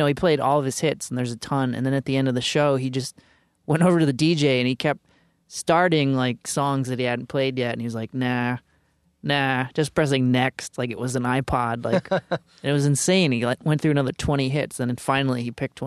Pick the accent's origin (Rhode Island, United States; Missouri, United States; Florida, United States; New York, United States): Rhode Island, United States; Providence; I grew up in Providence